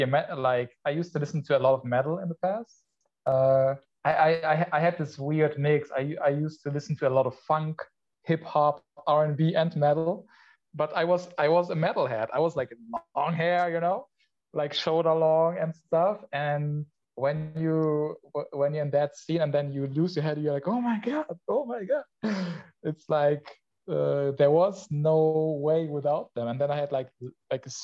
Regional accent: North Rhine-Westphalia, Germany; first language Polish; English is a second language; moved away as an adult; now in Poland; I was born in Poland. When I was 2.5 years old, we moved to Germany.

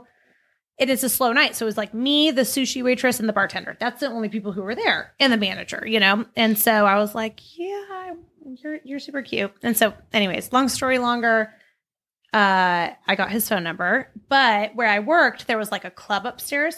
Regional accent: Laguna Beach, California, United States; I grew up in Laguna

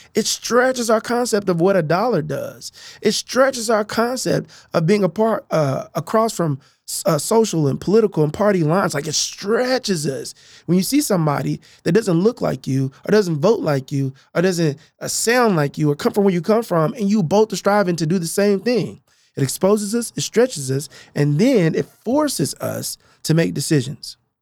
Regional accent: Tulsa, Oklahoma, United States; now in Oklahoma City, United States; I grew up in North Tulsa

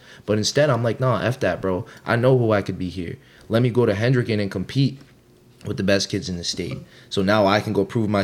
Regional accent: East Greenwich, Rhode Island, United States; I'm from East Greenwich.

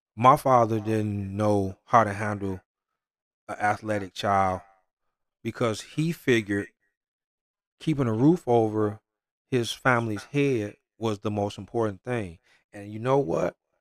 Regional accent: Detroit, Michigan, United States; I'm from Detroit

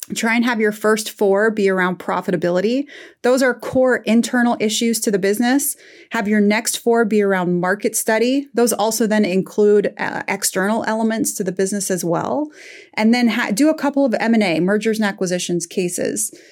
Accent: Midwest, United States; also born or lived in Northern Afghanistan; I'm from the Midwest, from a family of engineers

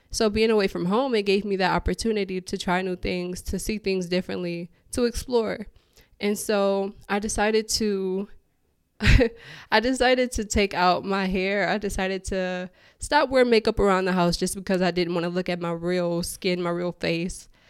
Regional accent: Detroit, Michigan, United States; moved away as an adult; also born or lived in Houston, Texas; born and raised in Detroit. That's all I've ever known

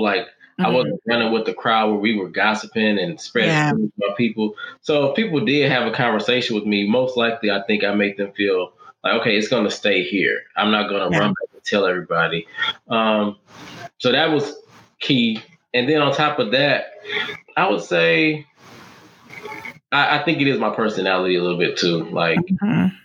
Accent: Detroit, Michigan, United States; I'm from Detroit

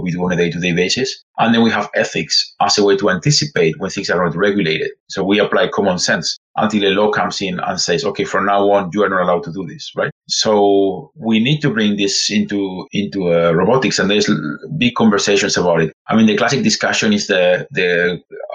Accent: Spain; English is a second language; You have noticed my accent. So I'm actually from Spain

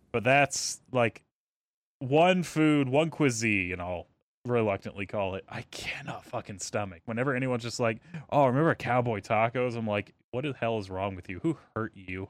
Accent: the South, United States; I'm from the South

